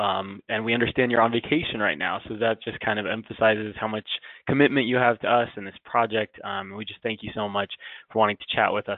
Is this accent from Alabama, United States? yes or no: no; West Palm Beach, Florida, United States; now in Gainesville, United States; I am from West Palm Beach, Florida, but I'm currently working as an HR business partner for the University of Florida in Gainesville.